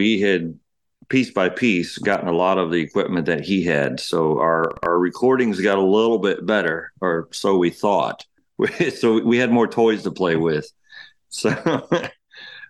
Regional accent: Ocala, Florida, United States; also born or lived in Cambridge, Ohio / Beaumont, Texas; We moved from Beaumont, Texas. We moved from there to Florida in 1986

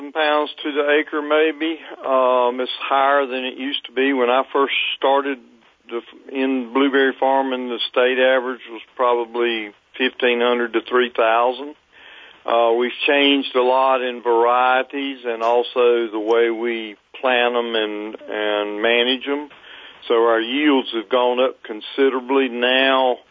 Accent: Fayetteville, North Carolina, United States; I grew up in Fayetteville, North Carolina

